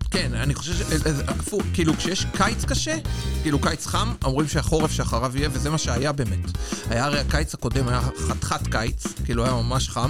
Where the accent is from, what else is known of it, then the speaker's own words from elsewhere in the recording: Israel; now in London, United Kingdom; אני מישראל